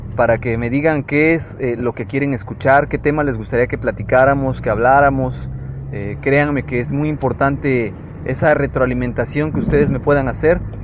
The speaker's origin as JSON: {"language": "Spanish", "country": "Mexico"}